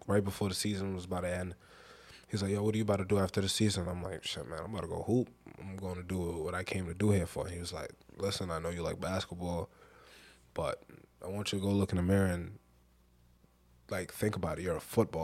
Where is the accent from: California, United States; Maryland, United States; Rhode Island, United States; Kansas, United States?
Rhode Island, United States; moved away; I'm from Rhode Island